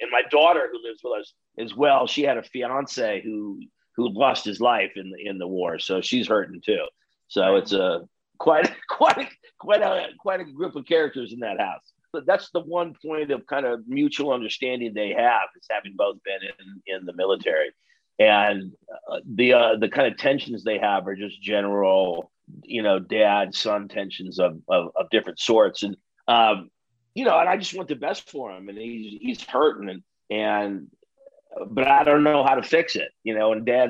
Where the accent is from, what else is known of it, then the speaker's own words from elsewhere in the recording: Midwest, United States; I'm really glad that I grew up in the Midwest first of all, I'm glad that I grew up in the Midwest